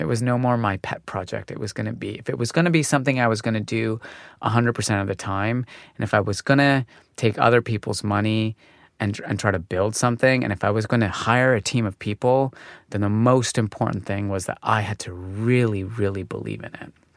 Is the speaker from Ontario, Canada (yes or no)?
no; Calgary, Alberta, Canada; moved away as an adult; also born or lived in Montreal; I was born in Calgary